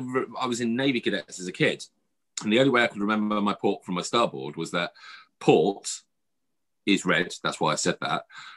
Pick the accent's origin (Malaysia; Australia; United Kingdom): United Kingdom; because we are British